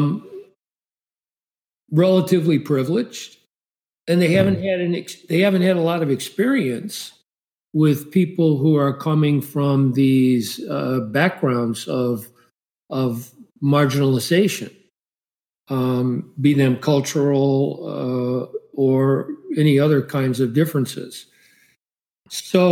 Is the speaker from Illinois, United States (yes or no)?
yes; Chicago, Illinois, United States; I grew up in Chicago, multiracial environment